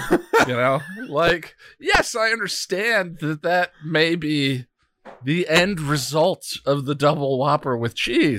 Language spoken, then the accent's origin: English; Colorado, United States; now in New York, United States; I'm not in Colorado. I'm in New York. But anyway, back to the butt chugging question. I you know growing up in Colorado, going to college in Colorado State University, a lot of partying.